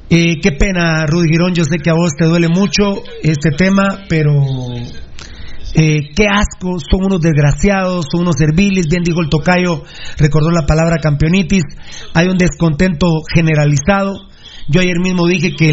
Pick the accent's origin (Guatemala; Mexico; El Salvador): Guatemala; Guatemala City, Guatemala Department; yo que soy de la bendita y hermosa zona 6, que soy de Santa Luisa, que, que tengo los campos del Pichaco.